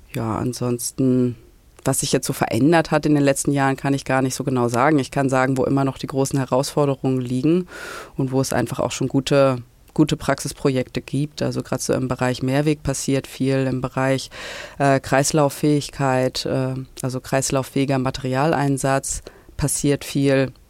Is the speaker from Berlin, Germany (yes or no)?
no; Hamburg, Germany; in Hamburg war, meine Heimatstadt